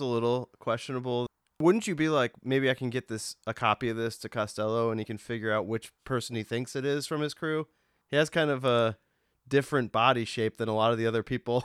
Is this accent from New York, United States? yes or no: no; Massachusetts, United States; I'm not Irish, but, like, I am from Massachusetts.